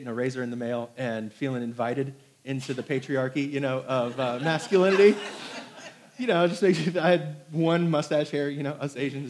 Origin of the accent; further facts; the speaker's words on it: Hong Kong; born there; because I was born in Hong Kong to an American mother